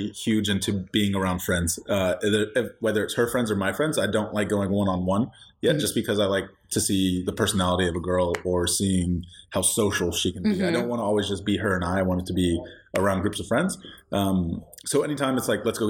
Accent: California, United States; moved away as an adult; now in Texas, United States; I'm from California, freshly moved to Texas

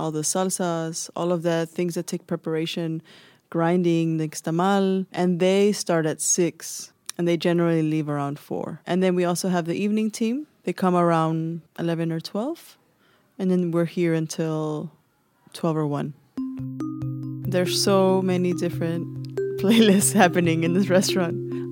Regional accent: Chicago, Illinois, United States; moved away as an adult; now in Copenhagen, Denmark; I grew up in Chicago in La Villita

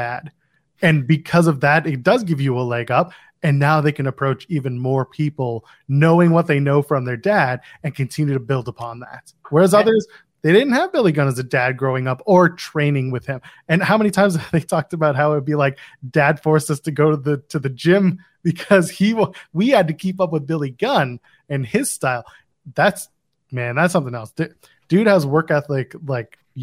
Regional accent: Ottawa, Ontario, Canada; just outside of my hometown of Ottawa

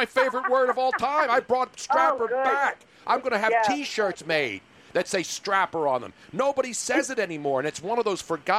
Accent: Philadelphia, Pennsylvania, United States; I'm Italian and from South Philly.

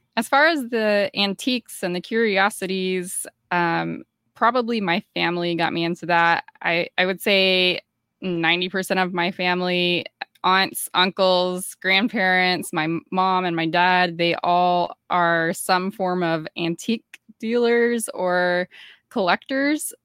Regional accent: Georgia, United States; I grew up in Georgia, and Georgia is, you know, part of the Bible Belt

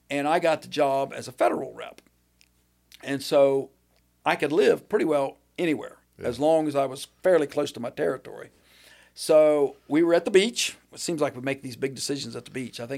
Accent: Waterford, Ohio, United States; because we're from Waterford Beverly, so we knew people down that way.

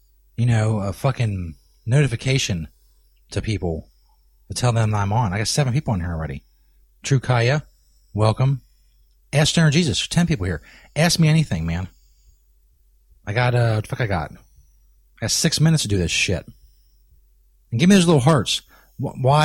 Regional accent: Kentucky, United States; I broadcast in Northern Kentucky. Somebody asked if I'm from Kentucky. Yes

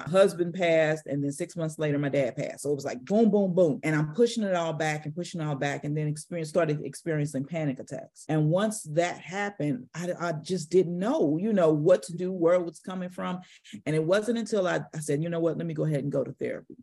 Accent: St. Louis, Missouri, United States; I'm from Saint Louis, Missouri. And I grew up down the street from what's called Echo Children's Home.

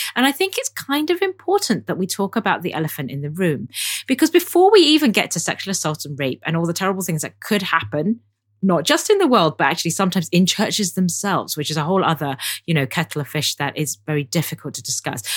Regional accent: London, United Kingdom; I grew up in Chinese church in London

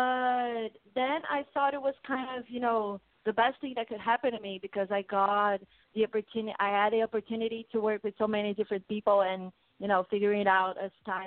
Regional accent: Brazil; English is a second language; I'm from Brazil

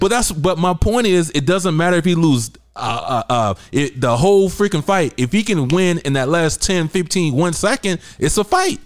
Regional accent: the South, United States; now in San Diego, United States; I'm from the South

